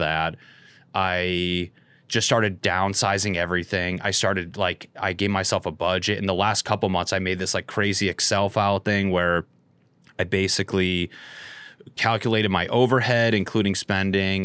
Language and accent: English; Northeast, United States; moved away; I'm from the Northeast, and I did shows in Boston